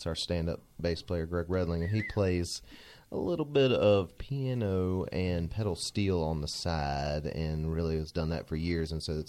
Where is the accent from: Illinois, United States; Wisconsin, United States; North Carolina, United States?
North Carolina, United States; Raleigh; my hometown of Raleigh